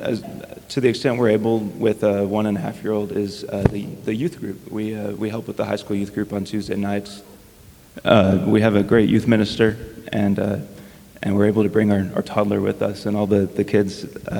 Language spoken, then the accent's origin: English; Houston, Texas, United States; moved away as an adult; now in Midland, United States; I'm 29 years old. I hail from Houston, Texas.